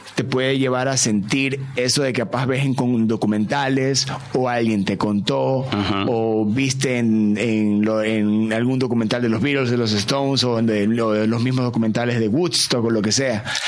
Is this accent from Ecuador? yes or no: yes; Ecuador; siendo ecuatoriano